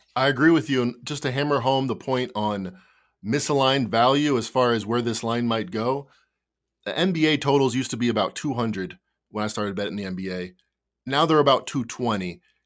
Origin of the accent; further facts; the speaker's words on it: Chicago, Illinois, United States; as a Chicagoan